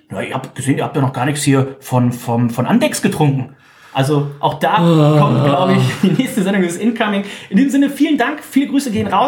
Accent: Stade, Lower Saxony, Germany; Ich bin geboren in Stade.

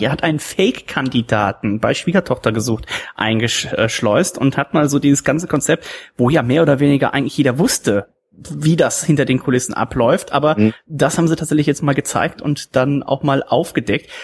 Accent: Germany

